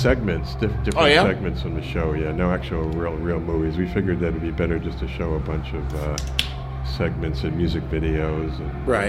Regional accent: the Berkshires, Massachusetts, United States; also born or lived in Sarasota, Florida; now in New York City, United States; I'm from the Berkshires

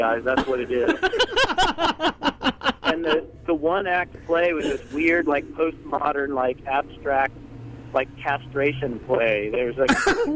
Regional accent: North Carolina, United States; We're from North Carolina

